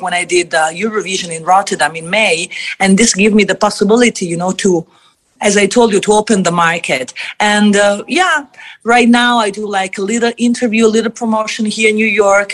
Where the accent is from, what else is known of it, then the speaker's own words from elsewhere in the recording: Italy; I come from Italy